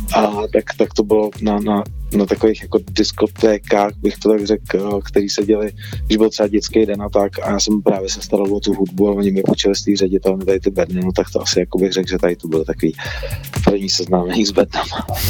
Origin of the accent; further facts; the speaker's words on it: Czechia; u nás v Čechách